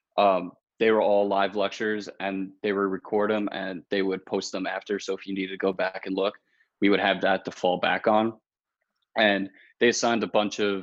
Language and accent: English; Long Island, New York, United States; now in New Paltz, United States; I'm from Long Island.